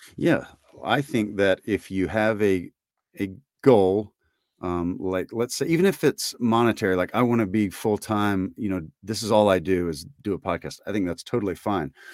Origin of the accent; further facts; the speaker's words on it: Tibbee, Mississippi, United States; I grew up in Tibby